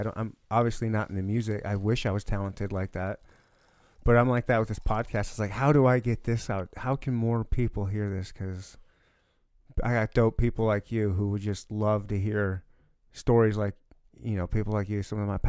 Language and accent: English; Michigan, United States; I was born and raised in Michigan.